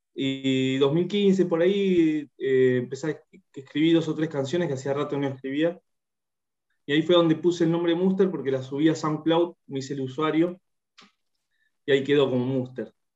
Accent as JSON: {"language": "Spanish", "town": "Bahía Blanca", "region": "Buenos Aires Province", "country": "Argentina", "also_born_or_lived": "Sarmiento, Chubut", "moved": "as an adult", "lives_now": "Neuquén, Argentina", "said": "estoy viviendo en Neuquén, en Neuquén Capital, soy de Bahía Blanca, pero ya hace, yo hace un tiempo largo, ya hace 15 años me fui de Bahía"}